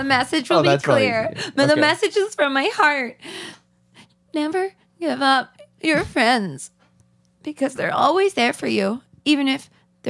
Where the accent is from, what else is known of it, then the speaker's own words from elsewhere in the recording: California, United States; Yeah, well, I'm from California. I don't understand what planes are.